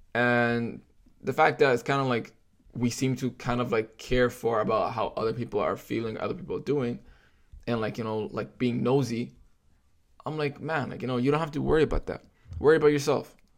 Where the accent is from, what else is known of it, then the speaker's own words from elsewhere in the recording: Toronto, Ontario, Canada; I grew up in Scarborough and grew up with the communities around me